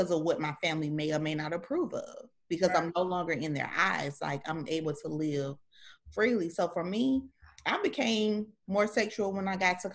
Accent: the South, United States; I'm from the South, and my grandmother had deep Southern upbringing

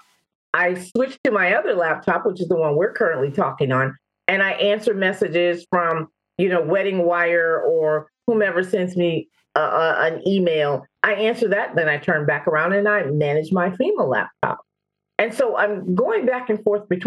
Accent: Louisiana, United States; moved away as an adult; I'm originally from Louisiana

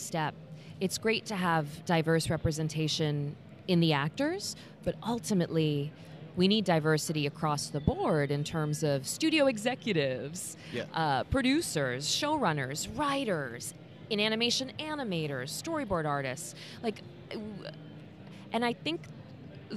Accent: Indiana, United States; accent: Midwest; I'm from Indiana

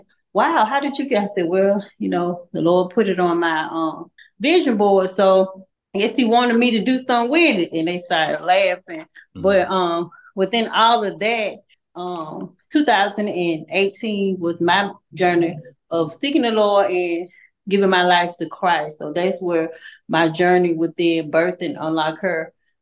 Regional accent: Montgomery, Alabama, United States; I was born in Montgomery, Alabama. I attended Robert E. Lee High School

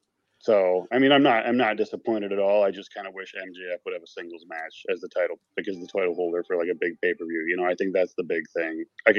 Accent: Illinois, United States; I love the crowd. I'm from Illinois.

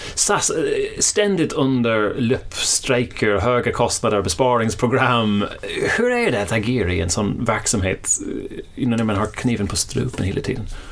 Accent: Ireland; now in Sweden; det är där jag kommer ifrån

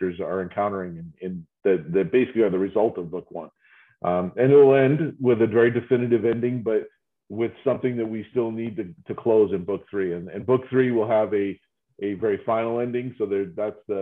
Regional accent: New England, United States; now in Austin, United States; I'm from New England

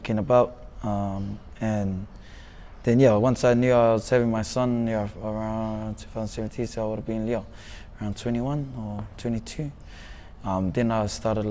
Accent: Auckland, New Zealand; also born or lived in Manurewa, Auckland; they got a house on Beds Road in Ōtara. From there, their house was like sort of the gateway for all our cousins and uncles to come to New Zealand. So I grew up around a lot of male figures

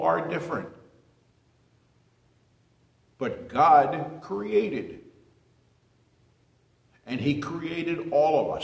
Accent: New Jersey, United States; moved away as an adult; also born or lived in Miami, Florida; I was born in a small town in New Jersey in 1942 to a very strict Catholic mother and father

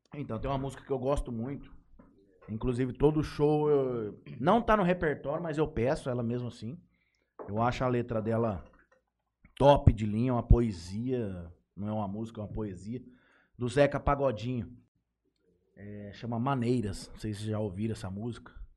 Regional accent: Estrela d'Oeste, São Paulo, Brazil; accent: caipira; Sou nascido e criado em Estrela do Oeste

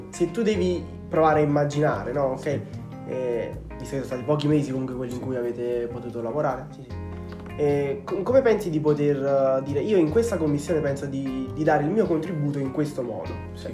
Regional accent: Angri, Campania, Italy; Nato, cresciuto e pasciuto nel nostro paese

